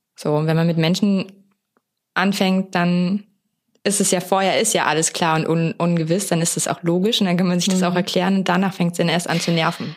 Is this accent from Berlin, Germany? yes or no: yes; Berlin, Germany; als waschechter Berliner